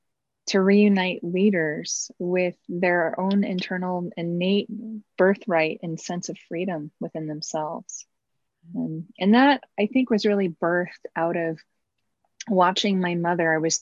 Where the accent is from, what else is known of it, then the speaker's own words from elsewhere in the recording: Los Angeles, California, United States; also born or lived in Oklahoma City / Arkansas / Pennsylvania / New York; I was born in California, the Los Angeles area. Mm-hmm. And we moved to Oklahoma City. When I was about three, and back to California.